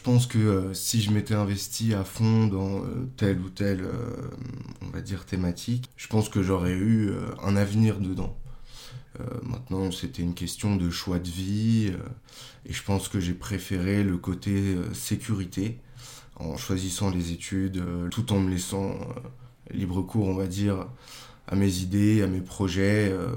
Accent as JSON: {"language": "French", "town": "Meudon", "region": "Île-de-France", "country": "France", "tie": "born or raised there", "also_born_or_lived": "Paris", "lives_now": "Boulogne-Billancourt, France", "said": "Je suis né à Paris et en fait, euh, j'ai toujours habité à Meudon"}